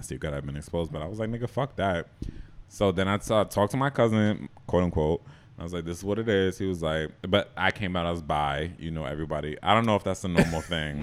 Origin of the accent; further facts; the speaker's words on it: Boston, Massachusetts, United States; moved away as an adult; also born or lived in Jamaica / New York; I grew up in Boston